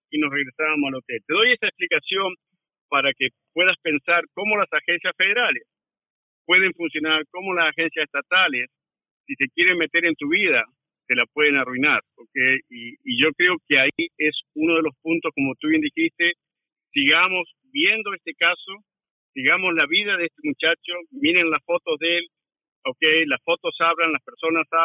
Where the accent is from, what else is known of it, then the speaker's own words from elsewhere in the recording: Argentina; moved away as an adult; also born or lived in Washington DC area, United States; now in Washington DC, United States; yo aprendí en los 70 y los 80 en, Argentina. Yo todavía estaba viviendo allá.